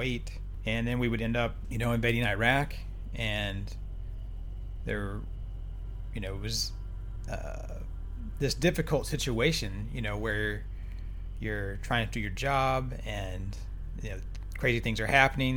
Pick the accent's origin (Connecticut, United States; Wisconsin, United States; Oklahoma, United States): Oklahoma, United States; moved away as an adult; I grew up in Oklahoma